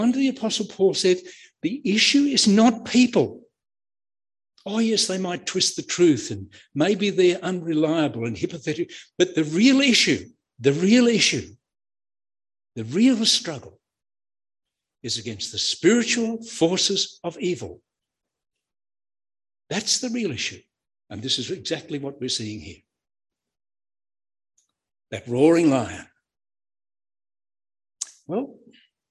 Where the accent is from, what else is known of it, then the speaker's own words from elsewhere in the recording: Queensland, Australia; now in New South Wales, Australia; I'm a Queenslander down here in New South Wales